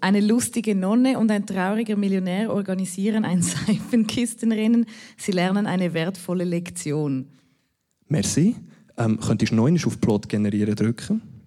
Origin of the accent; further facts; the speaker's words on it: Münsingen?, Bern, Switzerland; ich bin zu Mosendorf, wo ich aufgewachsen bin